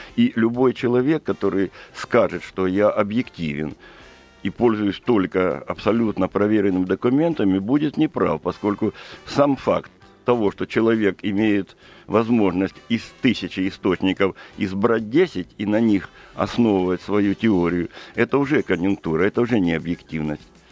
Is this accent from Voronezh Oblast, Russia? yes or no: no; Krasnodar Krai, Russia; я сам из Кубани и сам кубанский казак по происхождению